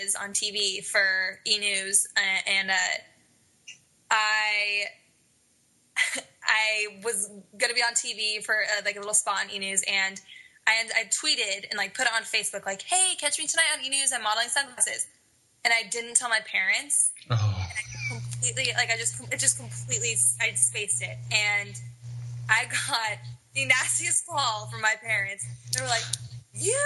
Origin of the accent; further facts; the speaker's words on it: Denver, Colorado, United States; moved away as an adult; now in Los Angeles, United States; I grew up in Denver. I live in LA now. I've lived here since I was 18, straight out of high school